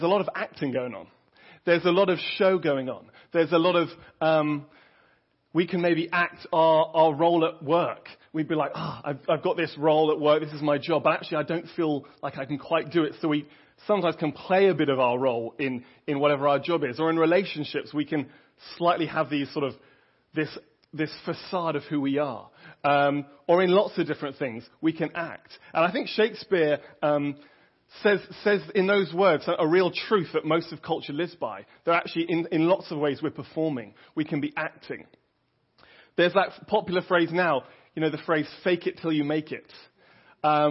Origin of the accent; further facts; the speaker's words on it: England, United Kingdom; moved away; I'm obviously English